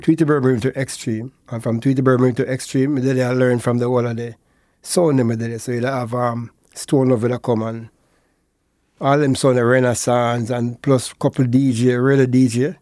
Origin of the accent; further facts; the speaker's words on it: Portmore, Saint Catherine, Jamaica; born and raised in Portmore